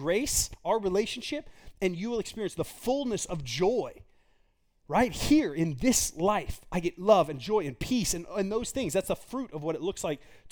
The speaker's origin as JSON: {"language": "English", "region": "Texas", "country": "United States", "tie": "born or raised there", "said": "I grew up in Texas, the Bible Belt"}